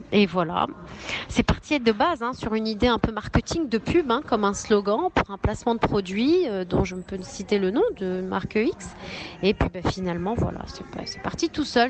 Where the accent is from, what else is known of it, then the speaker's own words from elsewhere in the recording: France; je suis née en France. Je veux dire, je suis pas née au Maroc.